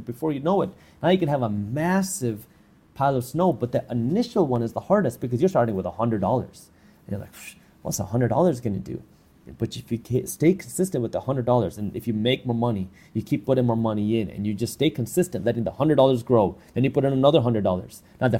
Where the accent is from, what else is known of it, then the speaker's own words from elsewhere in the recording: Michigan, United States; I'm from Michigan, right? We have snow there.